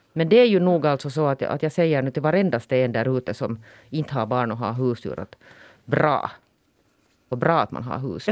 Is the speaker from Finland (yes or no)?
yes; Finland; nu är jag ju finländare mer än vad jag är svensk